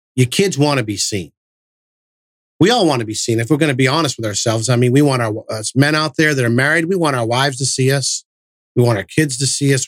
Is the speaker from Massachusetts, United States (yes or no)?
yes; Massachusetts, United States; moved away; I'm from Massachusetts and, you know, we're loud and obnoxious up there